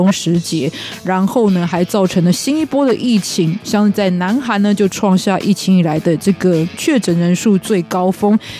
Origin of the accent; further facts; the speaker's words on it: Kaohsiung, Taiwan; also born or lived in Pingtung; 很多朋友应该知道我是高雄人，但其实我是在更南端的屏东出生的。